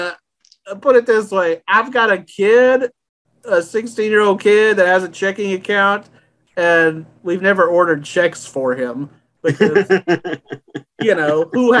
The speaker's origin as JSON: {"language": "English", "town": "Brenham", "region": "Texas", "country": "United States", "lives_now": "Waco, United States", "said": "So when I first moved to Waco and started working at the Trib in 98, I'm coming from Brenham, Texas. We did not have a Chick-fil-A in Brenham"}